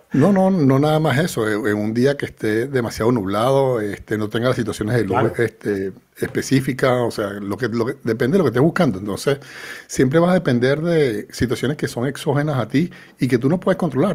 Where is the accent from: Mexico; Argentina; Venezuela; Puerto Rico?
Venezuela; now in Spain; Yo soy venezolano